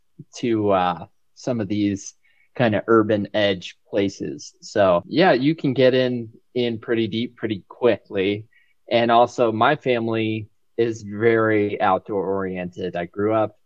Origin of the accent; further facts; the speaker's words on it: Winter Park, Florida, United States; also born or lived in New England; now in Bozeman, United States; I actually grew up in Florida and have pretty deep roots there